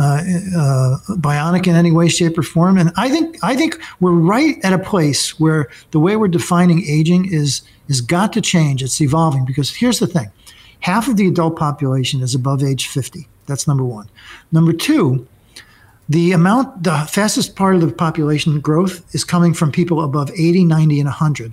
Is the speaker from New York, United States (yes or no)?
yes; New York City, New York, United States; now in Connecticut, United States; we're from Brooklyn